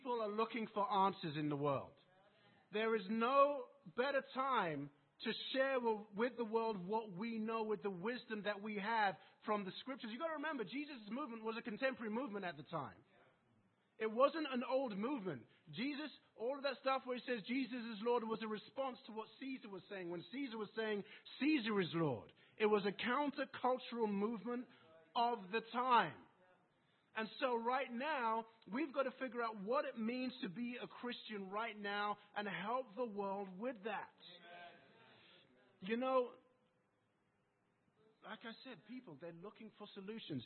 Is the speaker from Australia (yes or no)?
no; England, United Kingdom; accent: English; my English accent